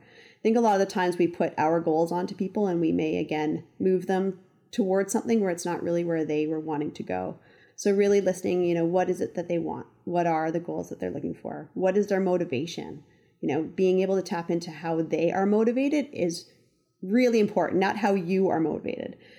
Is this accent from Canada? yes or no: yes; Ontario, Canada; moved away as an adult; now in Western Canada; gone back to Ontario, didn't know what to do, so called up a couple resorts, um, around my hometown